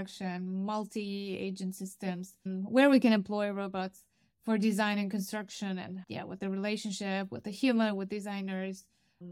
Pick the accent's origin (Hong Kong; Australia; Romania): Romania; moved away as an adult; also born or lived in Stuttgart, Germany; I actually started my studies in my home country in Romania